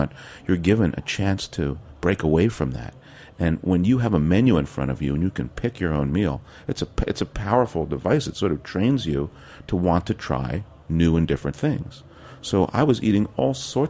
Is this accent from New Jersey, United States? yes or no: yes; West Orange, New Jersey, United States; also born or lived in Queens, New York; I was born in Queens, but I spent my wonder years in West Orange, New Jersey